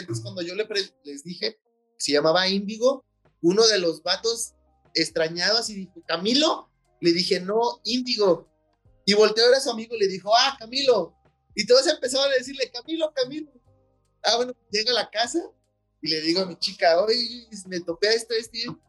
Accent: Mexico; como mexicanos

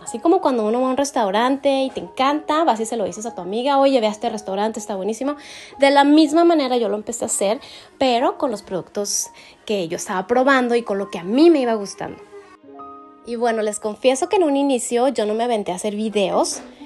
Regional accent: Delicias, Chihuahua, Mexico; now in El Paso, United States; Yo soy mexicana, soy originaria de Delicia, Chihuahua

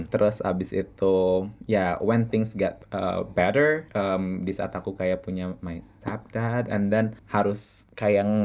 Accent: Jakarta, Indonesia; masa kecil aku uh, ya uh, lahir di Jakarta um, dan dari keluarga yang cukup berkecukupan

